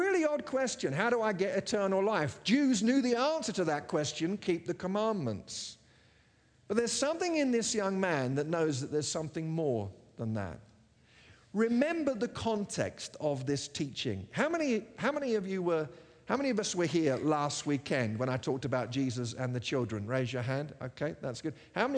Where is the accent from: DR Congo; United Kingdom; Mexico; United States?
United Kingdom; England; I grew up in England with the belief that because I was British, I was Christian